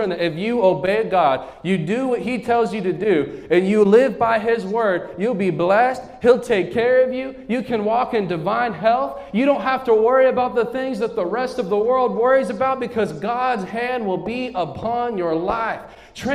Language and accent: English; United States; Where I'm from New Mexico, West Texas